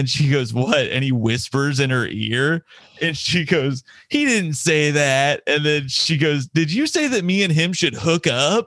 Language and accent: English; Indiana, United States; I'm from Indiana